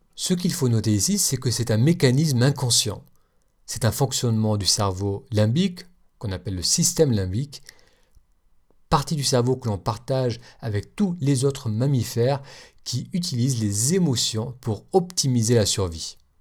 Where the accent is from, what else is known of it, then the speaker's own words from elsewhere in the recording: France; accent: French; moved away; mon accent français